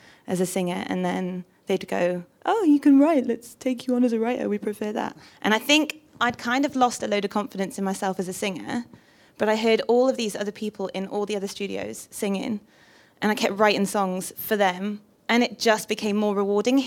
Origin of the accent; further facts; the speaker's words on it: Newcastle upon Tyne, North East England, United Kingdom; now in Portsmouth, United Kingdom; I am originally from Newcastle